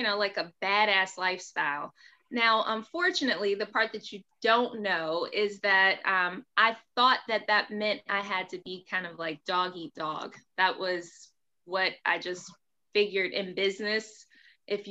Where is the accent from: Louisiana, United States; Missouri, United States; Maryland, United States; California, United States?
Maryland, United States; also born or lived in Pensacola, Florida; I'm originally from Pensacola. So that's like right there by Alabama. So I had a very heavy accent when I originally moved to Maryland with my mother when I was 7 years old